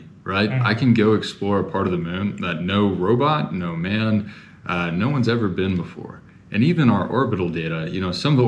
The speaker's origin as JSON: {"language": "English", "town": "Houston", "region": "Texas", "country": "United States", "tie": "born or raised there", "said": "I grew up in Houston"}